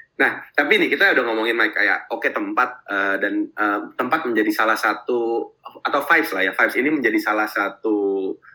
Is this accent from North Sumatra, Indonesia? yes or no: no; Jakarta, Indonesia; gue mungkin dari kecil di Jakarta